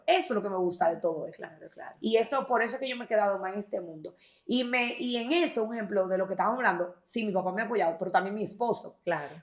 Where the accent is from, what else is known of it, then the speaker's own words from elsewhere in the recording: Santiago de los Caballeros, Santiago, Dominican Republic; soy de aquí de Santiago